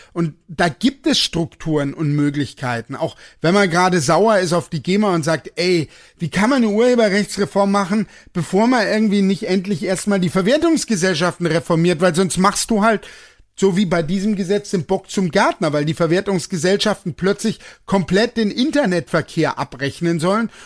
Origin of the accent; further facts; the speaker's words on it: Germany; ich bin Deutscher